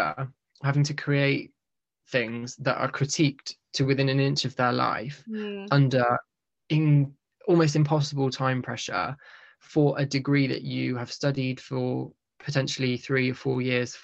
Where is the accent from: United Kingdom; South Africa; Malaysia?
United Kingdom; we're very British